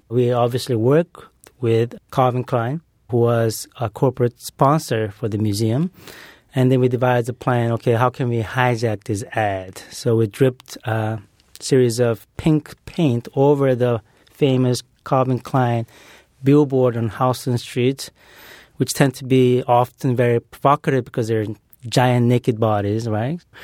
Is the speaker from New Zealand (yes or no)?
no; Brazil; moved away; growing up in Brazil